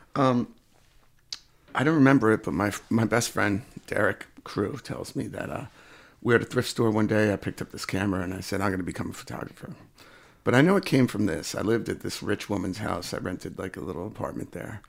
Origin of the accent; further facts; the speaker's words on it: Sullivan County, New York, United States; now in Rochester, United States; I grew up in, uh, Sullivan County, New York, which is, uh, lower, I guess, downstate from here, Rochester